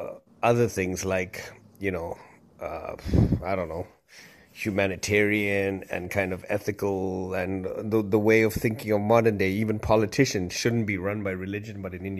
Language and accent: English; Zimbabwe; also born or lived in Zambia / Ireland; now in Toronto, Canada; So I'm Sri Lankan. I'm Tamil originally, but I was born in Zambia, raised in Zimbabwe, lived a bit in Ireland, and then came over to Toronto.